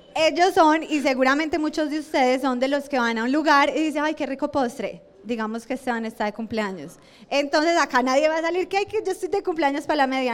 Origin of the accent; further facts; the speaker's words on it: Colombia; moved away; also born or lived in Australia; uno como colombiano